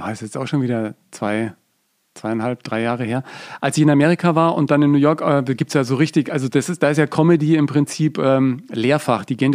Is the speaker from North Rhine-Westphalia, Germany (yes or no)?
no; Bavaria, Germany; accent: Franconian; Die hat mir meinen ganzen fränkischen Dialekt rausgeknechtet und das war natürlich auch